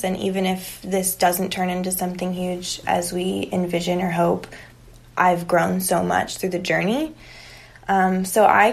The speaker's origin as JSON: {"language": "English", "town": "Palmdale", "region": "California", "country": "United States", "tie": "born or raised there", "also_born_or_lived": "Los Angeles", "lives_now": "San Diego, United States", "said": "north of LA. So we grew up a lot being"}